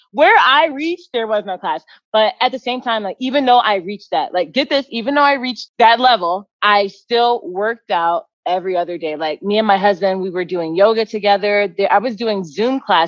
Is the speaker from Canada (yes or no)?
no; Katy, Texas, United States; also born or lived in Houston, Texas; I grew up in the Houston area, and you know, Houston's pretty big. And then we moved to Katy, which was a small town